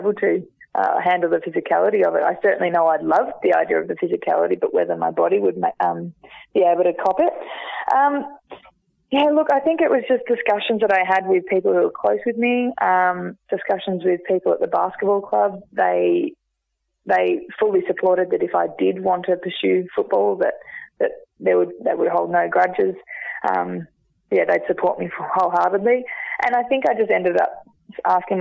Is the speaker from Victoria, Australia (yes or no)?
yes; Geelong, Victoria, Australia; also born or lived in Ocean Grove; I get to represent my hometown and be able to wear the hoops